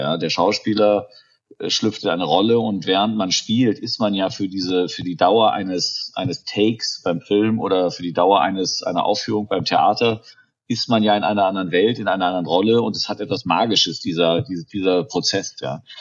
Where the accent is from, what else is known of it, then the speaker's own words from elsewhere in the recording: Germany; accent: German; moved away; mein deutscher Akzent